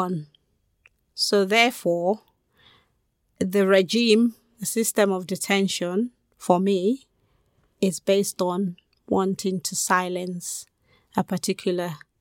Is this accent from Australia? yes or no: no; Sierra Leone; now in United Kingdom; I am originally from Sierra Leone.